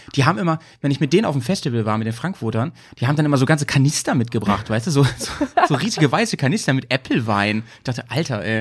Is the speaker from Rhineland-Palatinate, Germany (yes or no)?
no; Hanover, Lower Saxony, Germany; now in Bremen, Germany; Ich komme ja aus Hannover eigentlich, aus der Gegend